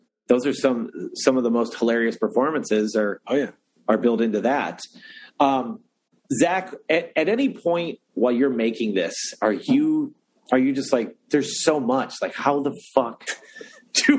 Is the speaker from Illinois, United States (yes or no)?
no; Toledo, Ohio, United States; I'm from Toledo